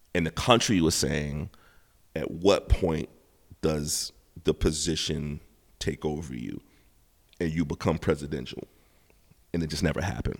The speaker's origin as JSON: {"language": "English", "country": "United States", "said": "I'm an American. Not only am I American, I'm a black American with dreads on my hair."}